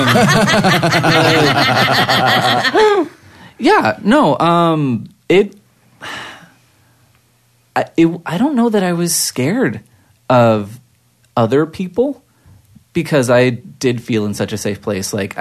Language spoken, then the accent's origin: English; Anaheim, California, United States; I grew up in Anaheim